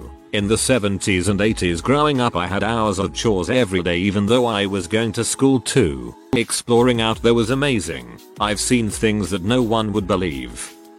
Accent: New Mexico, United States; I grew up on the New Mexico reservation. I'm white, my stepfather is Navajo.

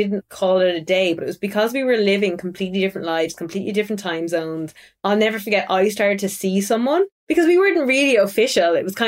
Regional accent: Tipperary, Munster, Ireland; I grew up in South Ireland in Tipperary, where the accent is really, really strong. And since I started working in media at 18, I did forcefully mellow my accent out.

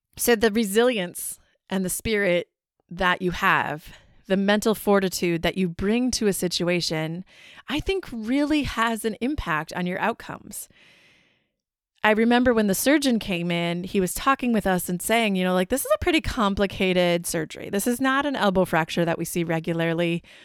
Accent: Wisconsin, United States; we're from Wisconsin

